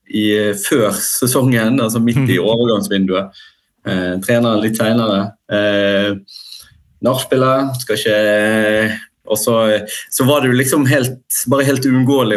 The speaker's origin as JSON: {"language": "Norwegian", "town": "Bergen", "region": "Vestland", "country": "Norway", "said": "som bergensere så tenker vi ofte at vi sitter liksom i vår egen boble"}